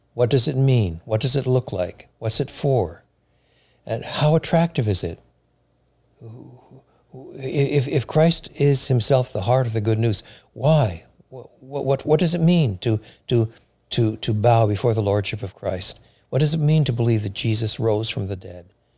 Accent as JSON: {"language": "English", "region": "Quebec", "country": "Canada", "tie": "born or raised there", "moved": "yes", "lives_now": "Chicago, United States", "said": "I was brought up in French Canada at a time in French Canada where Roman Catholicism was what was the, the state religion"}